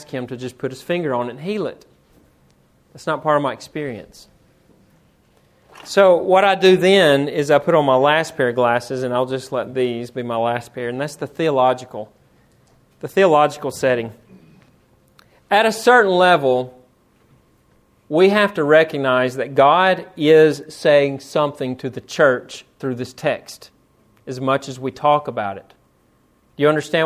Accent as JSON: {"language": "English", "town": "Florence", "region": "Alabama", "country": "United States", "tie": "born or raised there", "also_born_or_lived": "Tennessee", "said": "I'm from Florence, Alabama, but I grew up 1 mile from Tennessee"}